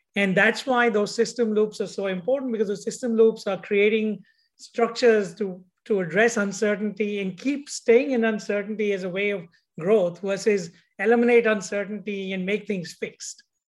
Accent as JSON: {"language": "English", "country": "India", "tie": "born or raised there", "moved": "yes", "said": "how I grew up in India"}